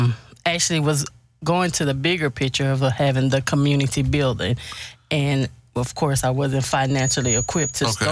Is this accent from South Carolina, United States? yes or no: no; Houston, Texas, United States; I am a native Houstonian. I've been here 47 years